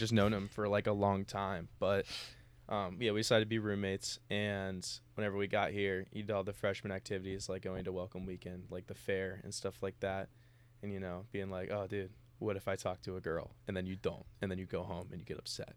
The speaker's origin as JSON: {"language": "English", "town": "Cincinnati", "region": "Ohio", "country": "United States", "moved": "as an adult", "lives_now": "Oxford, United States", "said": "I'm from Cincinnati"}